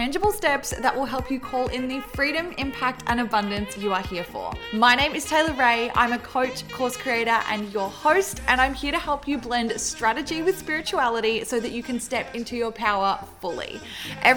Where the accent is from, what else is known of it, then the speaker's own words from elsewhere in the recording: Melbourne, Victoria, Australia; We are both from Melbourne in Australia